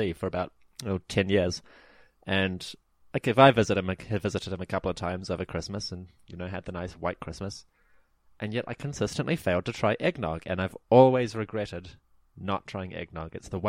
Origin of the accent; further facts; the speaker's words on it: New Zealand; apparently, you know, foreigners say I don't sound like a normal Kiwi. I don't quite have the right accent and all that.